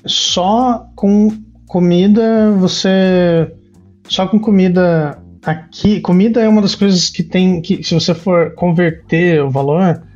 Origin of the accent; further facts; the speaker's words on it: Curitiba, Paraná, Brazil; moved away as an adult; now in Montreal, Canada; eu, eu nasci em Curitiba